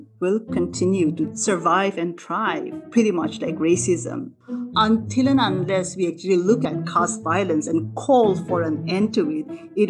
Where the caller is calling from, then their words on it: Melbourne, Victoria, Australia; I'm speaking from Melbourne, so I would like to acknowledge the Indigenous people of the land, the Wurundjeri people